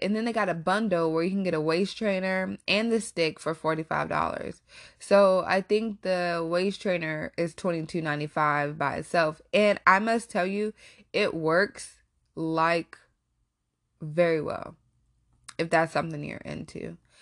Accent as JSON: {"language": "English", "region": "Texas", "country": "United States", "tie": "born or raised there", "also_born_or_lived": "Warren, Ohio", "moved": "yes", "said": "I actually grew up in Texas"}